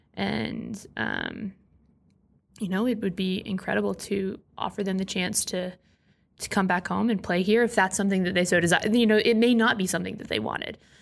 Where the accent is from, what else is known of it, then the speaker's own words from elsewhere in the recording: Orlando, Florida, United States; Orlando being that it's in my hometown